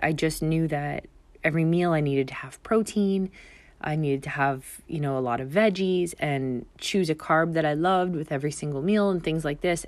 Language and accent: English; Canada; moved away as an adult; now in Bermuda; my father's Bermudian, and I grew up in Canada